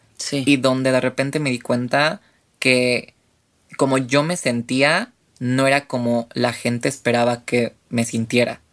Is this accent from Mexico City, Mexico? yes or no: yes; Mexico City, Mexico; tengo 28 años, soy de la Ciudad de México